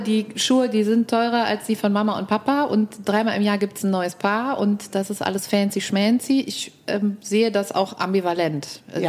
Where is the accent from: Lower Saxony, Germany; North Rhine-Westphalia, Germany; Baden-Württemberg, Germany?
North Rhine-Westphalia, Germany; Cologne; ich bin in der Südstadt groß geworden